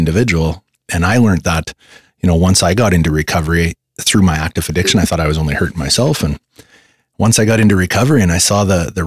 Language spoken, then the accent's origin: English; Canada; like most Canadians